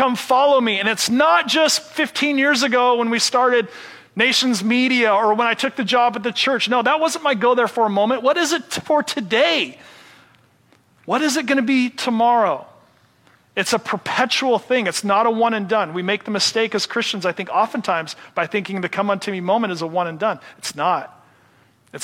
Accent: Seattle, Washington, United States; I'm from Seattle

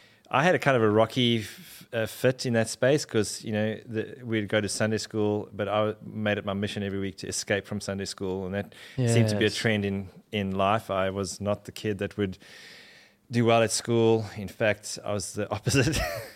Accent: Durban, KwaZulu-Natal, South Africa; In Durban, South Africa.

